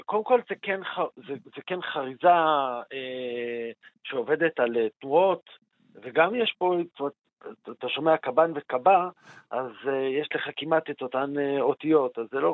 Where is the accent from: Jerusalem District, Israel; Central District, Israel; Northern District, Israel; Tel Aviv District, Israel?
Jerusalem District, Israel; Jerusalem; אני כירושלמי